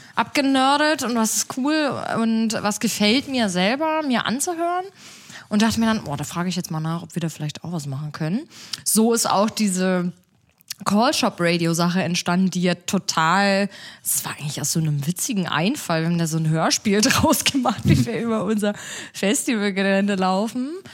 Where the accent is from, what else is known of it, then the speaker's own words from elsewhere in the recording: a small town in southern Brandenburg, Germany; moved away as an adult; now in Berlin, Germany; ich komme aus so einer kleinen Stadt in Südbrandenburg